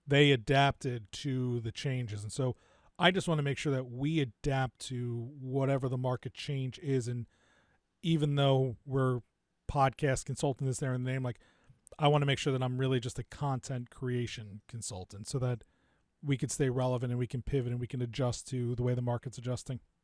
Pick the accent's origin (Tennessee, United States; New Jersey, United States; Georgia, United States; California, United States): New Jersey, United States; also born or lived in New York / Miami, Florida; Parents moved out to the suburbs of New Jersey when I was pretty young, and so I grew up in New Jersey, just outside of Rutgers